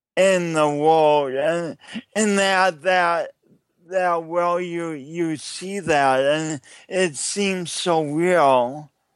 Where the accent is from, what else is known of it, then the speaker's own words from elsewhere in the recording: Sioux Falls, South Dakota, United States; I'm from Sioux Falls, South Dakota. But this is not a Midwestern accent.